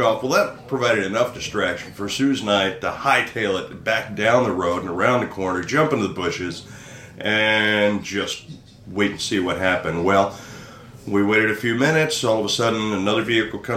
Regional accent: Houston, Texas, United States; moved away as an adult; also born or lived in Philadelphia, Pennsylvania / Boise, Idaho; now in Roatan, Honduras; I grew up in Houston

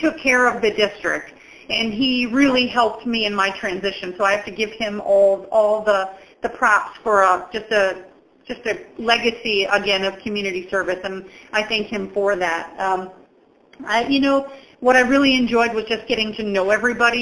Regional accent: Dubuque, Iowa, United States; now in Quad Cities, United States; I grew up in Dubuque.

